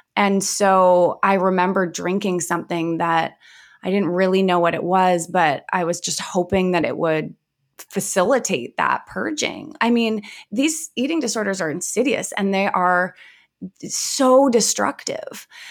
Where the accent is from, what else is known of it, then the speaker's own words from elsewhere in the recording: Vancouver, British Columbia, Canada; I grew up in Vancouver, B C, and I had a very quote unquote normal upbringing.